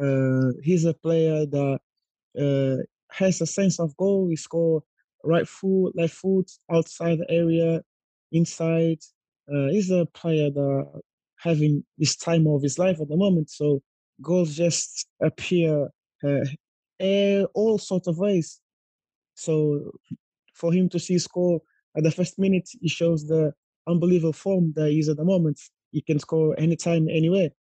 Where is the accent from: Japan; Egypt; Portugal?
Portugal; Guimarães, Norte; I'm from Guimarães.